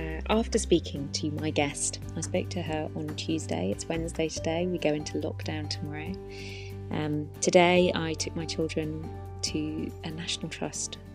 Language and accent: English; Wales, United Kingdom; my guest and I come from very, very similar places, not just geographically, both being Welsh girls